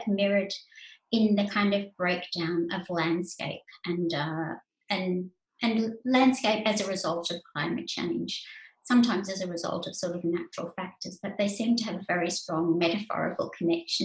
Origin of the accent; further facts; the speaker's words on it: Australia; I was a writer from Australia.